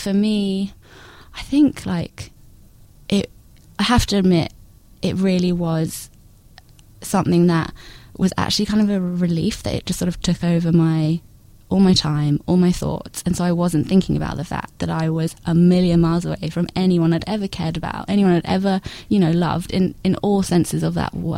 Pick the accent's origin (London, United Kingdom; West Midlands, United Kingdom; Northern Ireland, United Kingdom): London, United Kingdom; moved away as an adult; now in Melbourne, Australia; I grew up in London until I was 21.